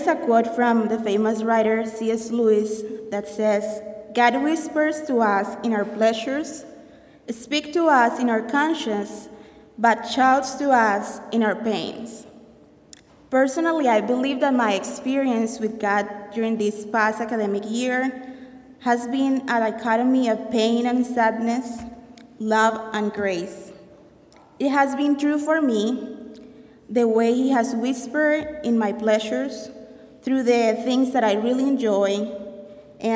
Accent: Colombia; now in United States; I'm from Colombia

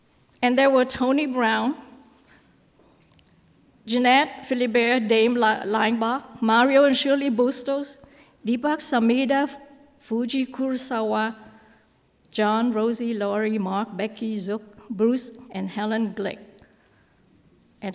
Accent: Ho Chi Minh City, Vietnam; moved away as an adult; also born or lived in Goshen, Indiana, United States; I grew up in Saigon, a city of 2 million at that time

